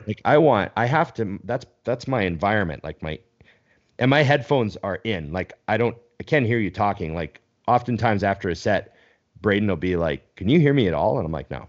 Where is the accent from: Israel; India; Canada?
Canada; I'm Canadian